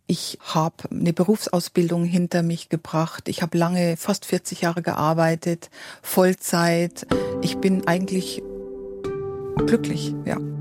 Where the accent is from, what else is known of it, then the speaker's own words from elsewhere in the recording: Weiden, Bavaria, Germany; in dieser Stadt, wo ich geboren bin, das ist in der Oberpfalz, in Weiden